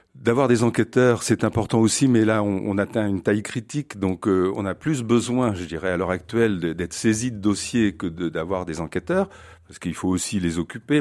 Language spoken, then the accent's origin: French; France; chez nous en France